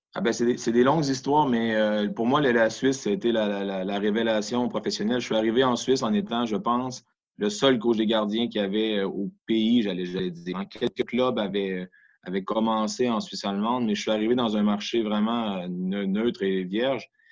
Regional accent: Quebec, Canada; also born or lived in Geneva, Switzerland; now in Switzerland; chez nous, au Québec

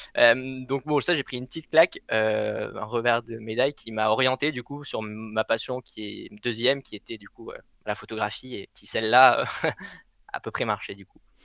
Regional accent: Blandas, Occitania, France; moved away; à Blandas, c'est celui euh, auquel j'ai fini mon, enfance.

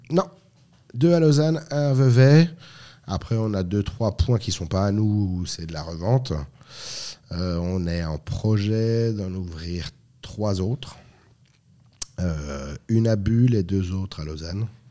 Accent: France; moved away as an adult; also born or lived in Lorraine; now in Switzerland; je suis français, donc je suis pas suisse

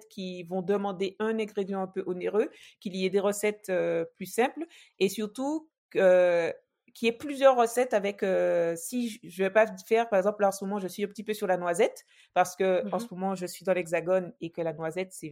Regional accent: French West Indies, France; parler à, tout le monde et notamment aux, aux, gens de chez nous, aux Antillais.

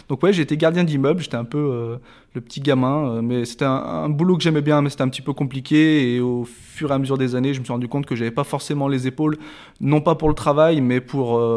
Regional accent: Rillieux-la-Pape, Auvergne-Rhône-Alpes, France; j'ai grandi à Rieux-la-Pape, juste à côté, voilà.

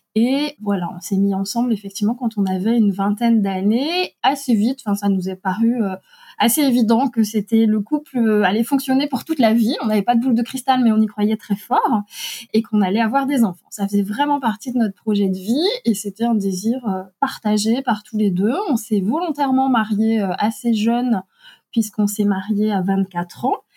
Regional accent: Alsace, Grand Est, France; nous habitons en Alsace, dont nous sommes originaires

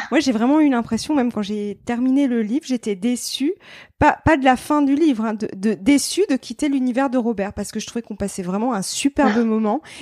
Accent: Mulhouse, Grand Est, France; c'est exactement ça, parce que moi, je suis d'origine d'Alsace. Enfin, je viens de Mulhouse à la base.

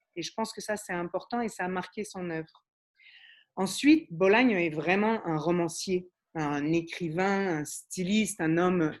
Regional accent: Montreal, Quebec, Canada; also born or lived in Paris, France; je suis montréalaise, ça s'entend pas toujours

